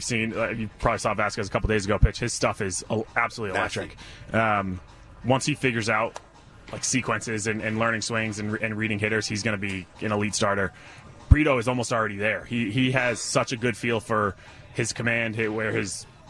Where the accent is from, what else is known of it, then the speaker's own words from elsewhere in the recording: Rhode Island, United States; I'm from Rhode Island